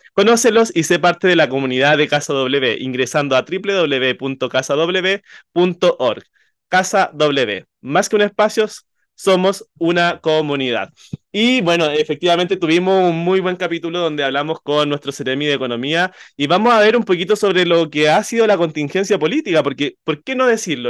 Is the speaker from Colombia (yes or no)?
no; Coronel, Biobío, Chile; yo soy de Coronel